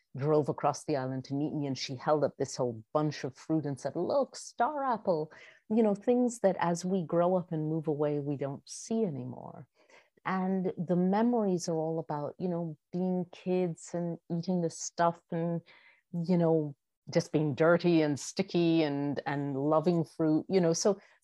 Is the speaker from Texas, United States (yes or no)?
no; New York, United States; because I do identify as a New Yorker and someone from New England as well